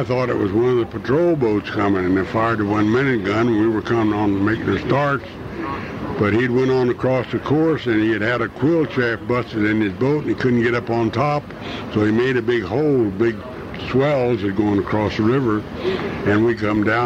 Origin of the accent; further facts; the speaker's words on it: Louisville, Kentucky, United States; my hometown, which is Louisville, Kentucky